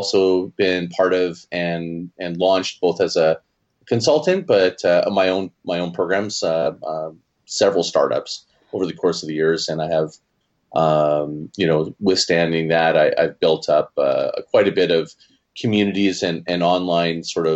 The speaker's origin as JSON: {"language": "English", "country": "Canada", "also_born_or_lived": "Hawaii / Calgary", "said": "I'm Canadian"}